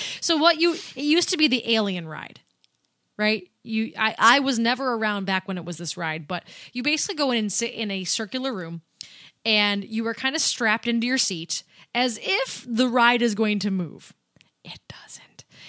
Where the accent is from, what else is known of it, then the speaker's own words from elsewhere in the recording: Erie, Pennsylvania, United States; We're from Erie.